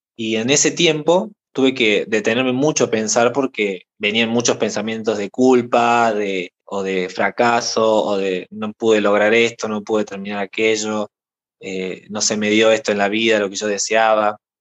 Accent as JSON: {"language": "Spanish", "region": "Córdoba", "country": "Argentina", "said": "soy de Argentina, de la provincia de Córdoba"}